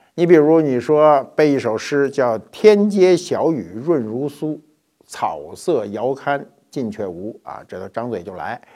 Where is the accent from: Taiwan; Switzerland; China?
China; 我们中国人